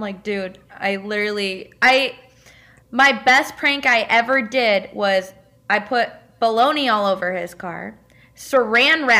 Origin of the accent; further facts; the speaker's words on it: west side of Michigan, United States; So I'm from Michigan. So like west side of Michigan, that's where I'm from. I grew up in Michigan